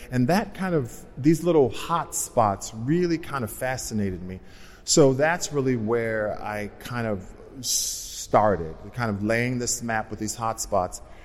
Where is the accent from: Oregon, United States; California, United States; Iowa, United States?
California, United States; Los Angeles; Being, being African American, being from South Central, being a hairdresser